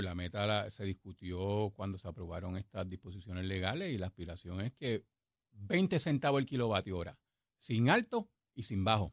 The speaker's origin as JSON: {"language": "Spanish", "country": "Puerto Rico", "tie": "born or raised there", "said": "soy el producto de University Garden High School."}